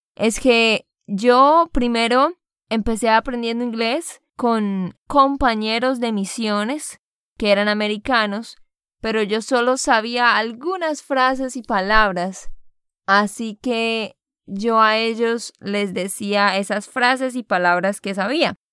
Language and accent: Spanish; Santander, Colombia; de Santander, Colombia